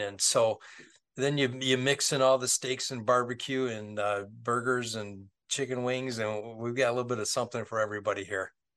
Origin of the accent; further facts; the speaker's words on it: Westland, Michigan, United States; my hometown